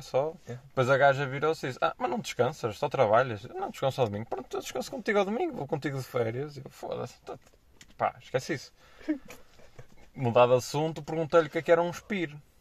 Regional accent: Porto, Norte, Portugal; moved away as an adult; now in Angola; sendo do Porto, eu acho que é normal dizer as neiras

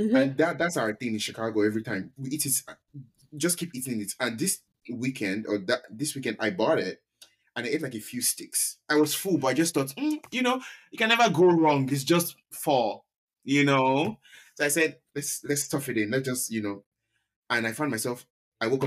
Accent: Nigeria; moved away; being Nigerian, we've never been short, that's never been our problem. Like growing up in Nigeria at least.

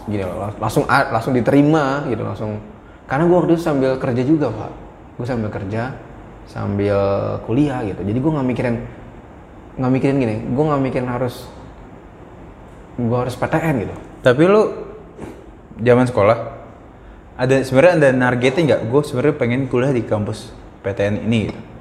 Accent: Jakarta, Indonesia; lu nyasih nyerempet kota gue tuh di ujung di tempat hmm. orang pemakaman deket Pondok Ranggon

